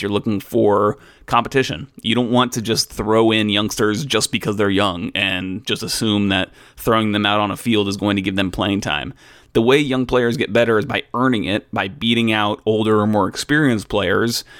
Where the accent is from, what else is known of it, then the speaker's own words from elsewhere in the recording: Alpharetta, Georgia, United States; I hail from Alpharetta